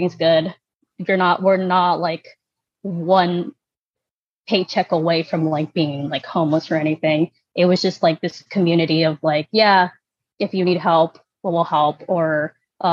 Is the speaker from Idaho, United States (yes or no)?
no; Stockton, California, United States; moved away as an adult; also born or lived in Michoacán, Mexico; now in Los Angeles, United States; I grew up in Stockton. That's all I ever knew